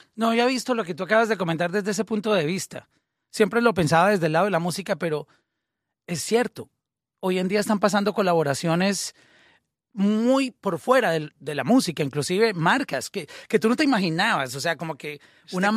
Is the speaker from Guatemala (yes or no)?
no; Colombia; nosotros, por ejemplo, que somos colombianos, a nosotros nos criaron oyendo todo tipo de música.